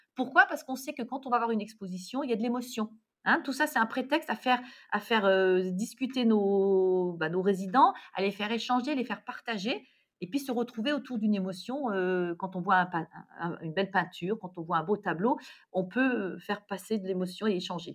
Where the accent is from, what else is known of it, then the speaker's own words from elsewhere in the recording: Lorraine, Grand Est, France; moi, je suis Lorraine